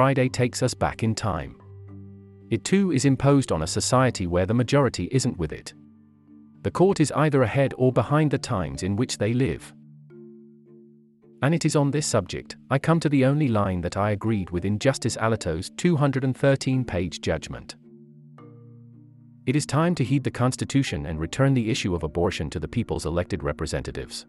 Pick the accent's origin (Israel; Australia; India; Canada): India; As an Indian observer